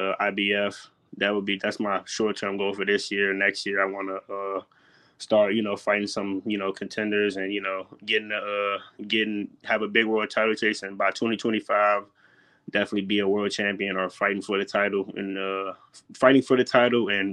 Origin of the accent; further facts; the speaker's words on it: Alexandria, Virginia, United States; growing up in Alexandria